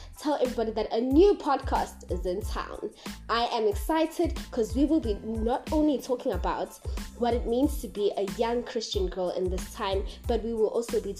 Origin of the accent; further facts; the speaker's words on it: South Africa; being a South African female in this century